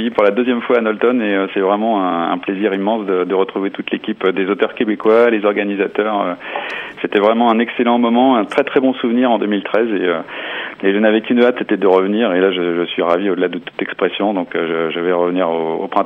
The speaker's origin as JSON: {"language": "French", "region": "Bourgogne-Franche-Comté", "country": "France", "said": "mettre en valeur ma région par un roman qui se passe chez nous en Bourgogne"}